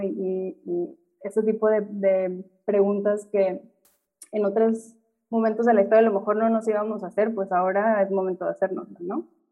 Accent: Monterrey, Nuevo León, Mexico; Yo, por ejemplo, que crecí en Monterrey

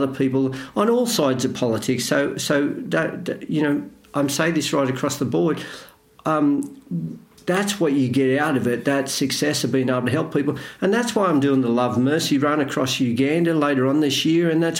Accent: Australia; I'm Australian

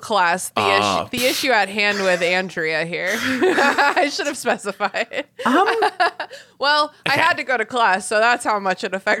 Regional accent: United States

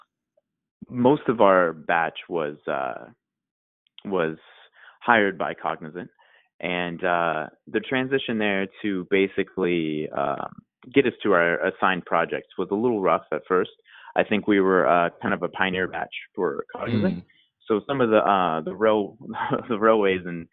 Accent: North Texas, United States; also born or lived in Austin, Texas; I am from North Texas, about an hour away from Dallas

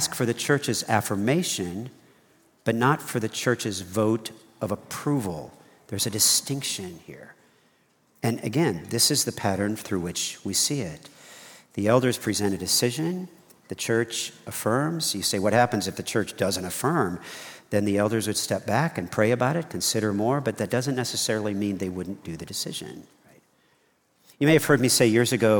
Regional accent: United States; I'm an American

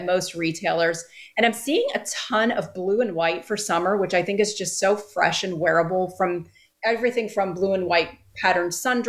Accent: Northeast, United States; moved away; I grew up in the Northeast

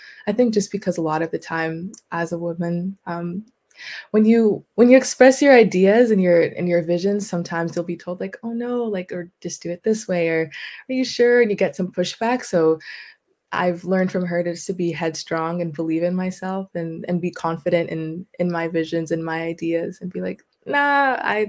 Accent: Vancouver, British Columbia, Canada; also born or lived in Coquitlam; I'm from Vancouver

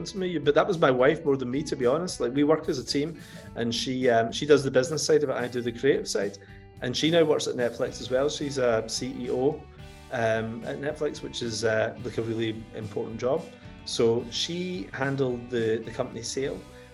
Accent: Coatbridge, Scotland, United Kingdom; moved away as an adult; now in England; I grew up in Cote Bridge, you know, in North Lanarkshire, and there was an area in Cote Bridge specifically called Townhead, where I grew up

